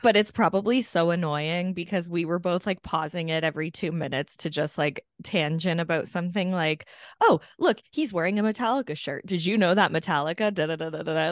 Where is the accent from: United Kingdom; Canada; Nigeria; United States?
Canada; born or raised there